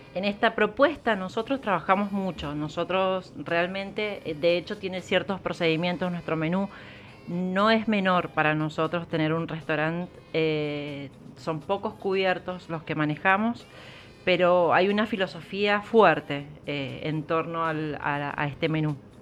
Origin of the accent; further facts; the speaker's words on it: Mendoza, Argentina; nosotros como mendocinos